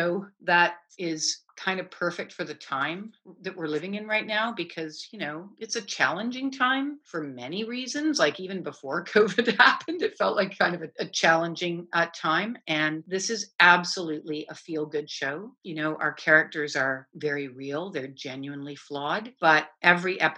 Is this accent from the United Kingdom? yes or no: no; Canada; I'm a Canadian